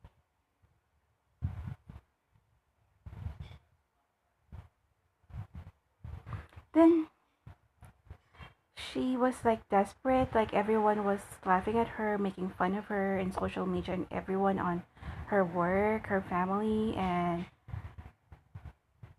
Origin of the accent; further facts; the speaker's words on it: Malolos, Central Luzon, Philippines; I'm from Bulacan, Malolos, Bulacan